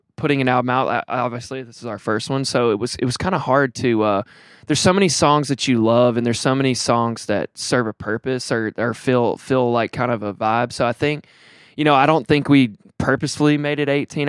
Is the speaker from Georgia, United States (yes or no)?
no; Tuscaloosa, Alabama, United States; I'm from Tuscaloosa, Alabama